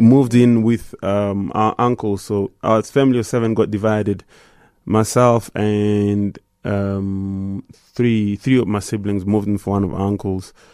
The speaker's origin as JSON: {"language": "English", "town": "Goma", "region": "North Kivu", "country": "DR Congo", "tie": "born or raised there", "moved": "yes", "said": "growing up in Goma"}